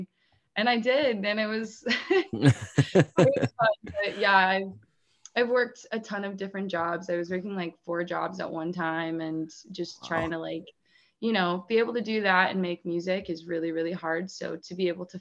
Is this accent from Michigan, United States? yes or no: no; North Central Pennsylvania, United States; moved away; But I'm from Pennsylvania originally. I'm from a super small town in like North Central PA. I maybe graduated with like 100 kids.